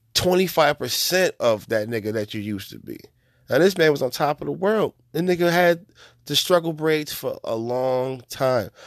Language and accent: English; New York, United States; as a New Yorker